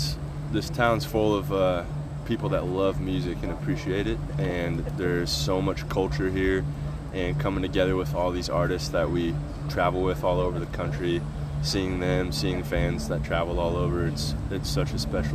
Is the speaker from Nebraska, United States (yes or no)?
yes; Nebraska, United States; moved away as an adult; now in Portland, United States; We started playing in Nebraska, where we were born and raised